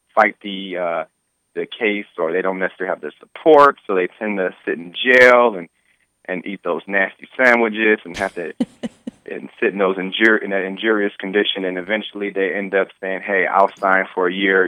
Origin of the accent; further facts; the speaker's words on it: Detroit, Michigan, United States; I grew up in Detroit my entire life